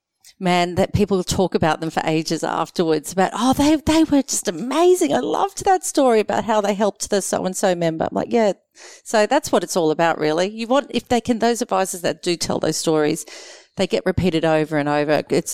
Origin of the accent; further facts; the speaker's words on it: Queensland, Australia; I do confess I'm very patriotic as a Queenslander